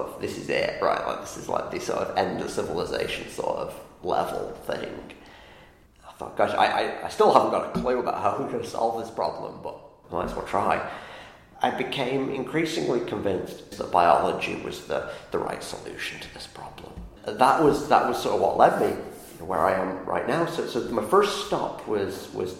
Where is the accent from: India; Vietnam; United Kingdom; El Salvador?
United Kingdom; the north of England; now in Ithaca, United States; I grew up in England, north of England